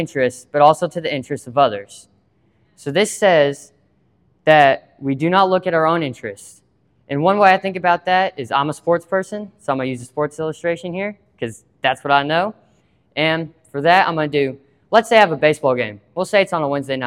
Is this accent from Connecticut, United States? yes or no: no; Water Valley, Mississippi, United States; I'm from Water Valley, Mississippi.